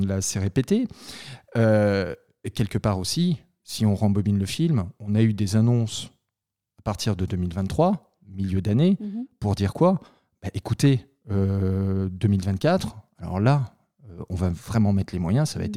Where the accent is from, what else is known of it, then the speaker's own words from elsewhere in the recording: France; on est français, on est quand même assez latin